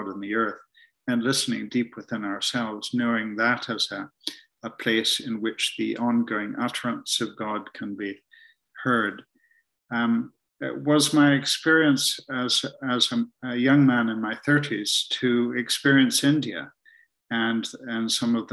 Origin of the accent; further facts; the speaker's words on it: Ontario, Canada; moved away as an adult; now in Scotland, United Kingdom; I'm in Scotland now, but in fact, I grew up in Canada and spent a lot of time up in the Muskoka Lakes, north of big cities like Toronto